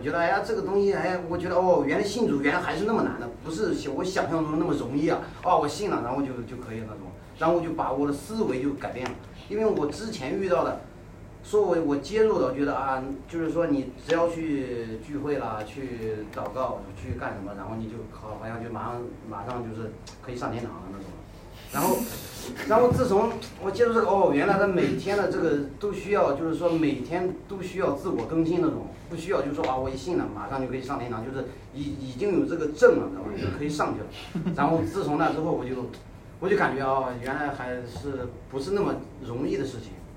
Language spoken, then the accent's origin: Chinese; Zaozhuang, Shandong, China; 我来自山东，枣庄。啊，八九年。我从小就生活在，就是从出生，我，我是老三。从出生一直都是在这个原生家庭，就是相当于就是我老爸就是传道人啊，当地就是比较就是有名的那种